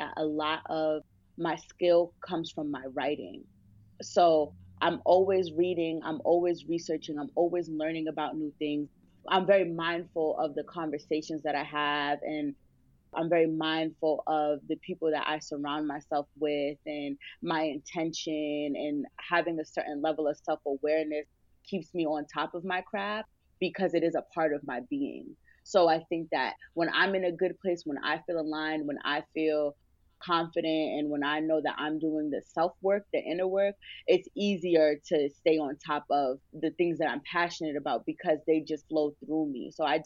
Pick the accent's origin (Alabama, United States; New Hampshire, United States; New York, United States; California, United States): New York, United States; Mount Vernon; also born or lived in New Rochelle, New York; originally, I am from Westchester, New York, Mount Vernon, and New Rochelle. Born and raised, I'm a real Westchester girl